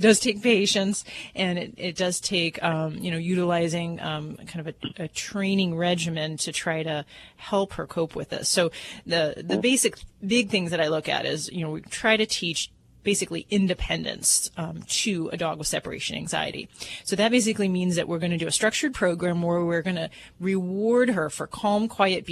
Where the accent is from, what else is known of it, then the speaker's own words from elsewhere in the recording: Hammond, Indiana, United States; I come from the Hammond area, Hammond, Munster, Indiana.